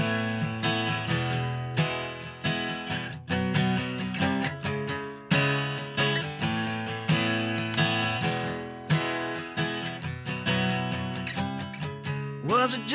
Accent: Lake Wales, Florida, United States; I'm from Lake Wales, and I was born and raised here

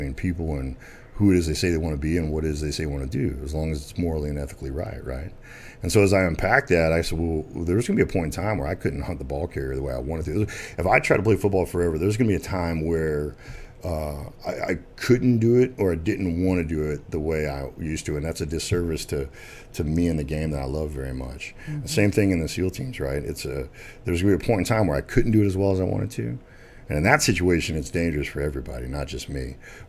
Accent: Arkansas, United States; born there; I mean, I was born in Arkansas. I'm not going to make it complicated, right?

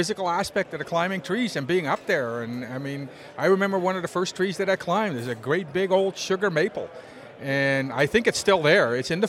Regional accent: Netherlands; moved away as an adult; now in Canada; I'm from Holland originally, Holland.

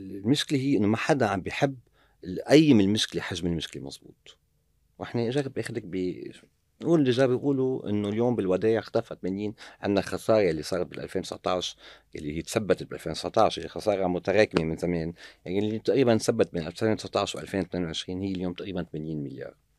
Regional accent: Lebanon; نحن اللبنانيين

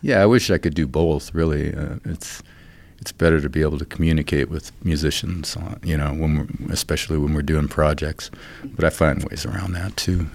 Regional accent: Great Falls, Montana, United States; moved away as an adult; now in Fort Collins, United States; growing up in Montana

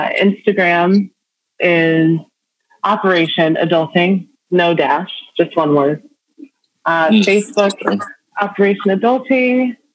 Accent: Nigeria; born there; also born or lived in London, United Kingdom / New York, United States; I was born in Nigeria.

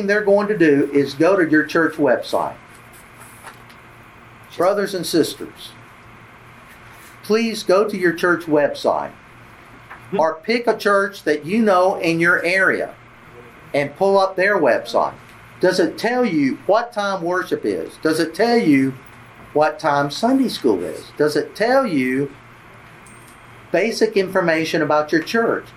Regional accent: Georgia, United States; now in Tennessee, United States; I grew up in Georgia, live in Tennessee

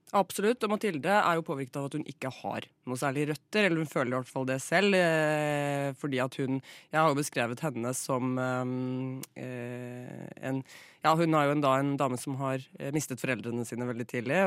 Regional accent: Flatdal, Telemark, Norway; born or raised there

